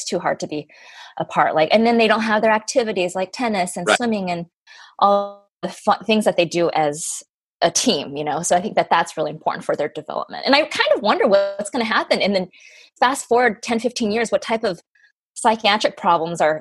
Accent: Colorado, United States; I grew up in Colorado.

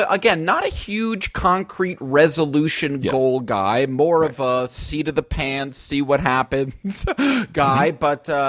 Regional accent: Voorheesville, New York, United States; moved away; my hometown Voorheesville friends

